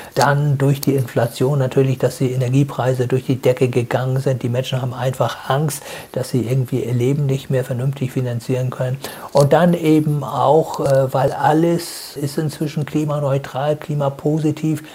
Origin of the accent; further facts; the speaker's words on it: Germany; bei uns in Deutschland